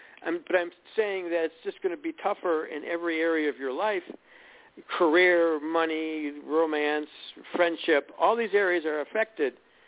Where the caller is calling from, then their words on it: Illinois, United States; we're calling from Illinois